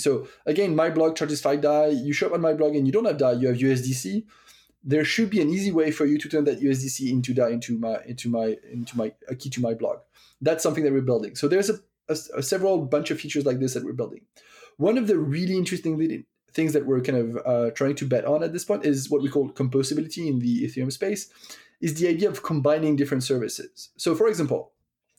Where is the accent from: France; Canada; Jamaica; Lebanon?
France; accent: French; English is a second language; now in United States; I'm French, as you might have guessed with my accent at this point, and I live in the US